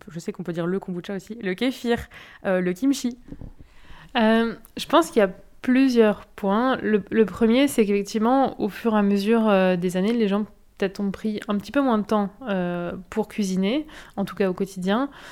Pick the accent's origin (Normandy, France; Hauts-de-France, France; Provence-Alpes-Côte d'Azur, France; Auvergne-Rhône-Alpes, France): Hauts-de-France, France; Nord-Pas-de-Calais; moved away as an adult; now in Bordeaux, France; je viens du Nord-Pas-de-Calais